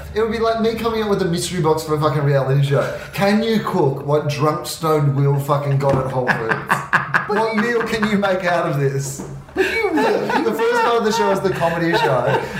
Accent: Australia; moved away as an adult; also born or lived in United Kingdom; now in United States; As an Australian

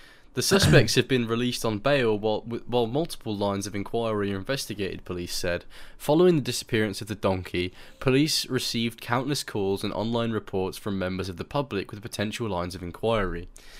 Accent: England, United Kingdom; I'm English

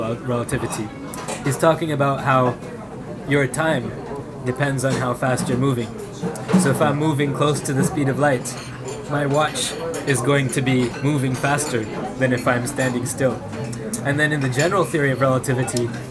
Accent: Toronto, Ontario, Canada; now in Kyoto, Japan; We're from Toronto.

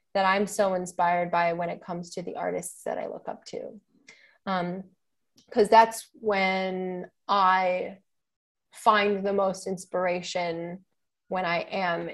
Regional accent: Chicago, Illinois, United States; moved away as an adult; also born or lived in Boston, United States; now in New York, United States; I'm from Chicago

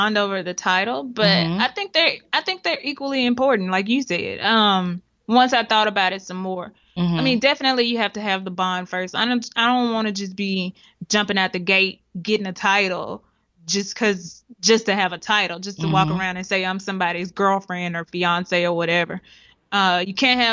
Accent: Oklahoma, United States; moved away; I'm from Oklahoma

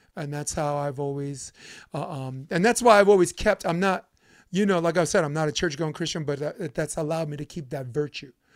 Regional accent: New York City, New York, United States; we're both from Brooklyn

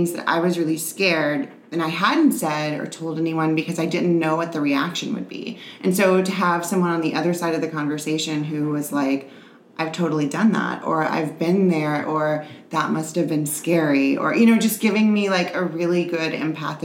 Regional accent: New Orleans, Louisiana, United States; now in San Diego, United States; I'm originally from New Orleans

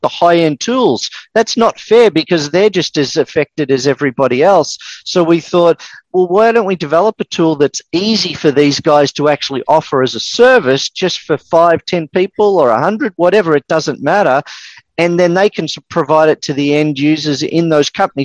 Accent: Melbourne, Victoria, Australia; accent: Australian; also born or lived in east coast of the USA; now in United States; I'm actually originally from Melbourne

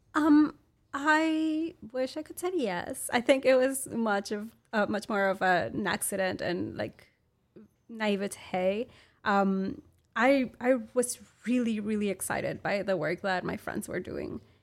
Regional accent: Monterrey, Nuevo León, Mexico; English is a second language; moved away as an adult; now in Austin, United States; I'm from Monterrey, Mexico

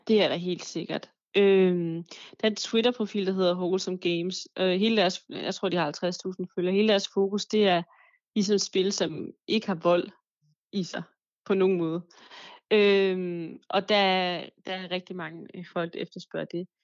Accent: Denmark; also born or lived in Paris; her hjemme i Danmark

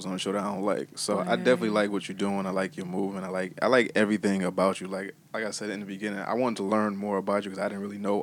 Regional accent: Bridgeport, Connecticut, United States; I'm from Bridgeport

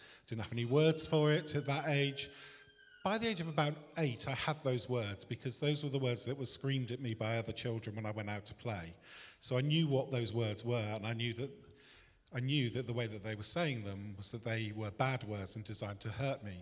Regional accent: Bristol, South West England, United Kingdom; I was born in Bristol in a working class family just on the outskirts of Bristol.

